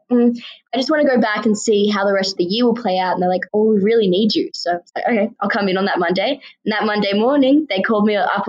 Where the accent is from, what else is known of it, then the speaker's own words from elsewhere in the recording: Sydney, New South Wales, Australia; also born or lived in Ethiopia; I was born in Ethiopia and I've lived in Sydney, Australia ever since I was 8 months old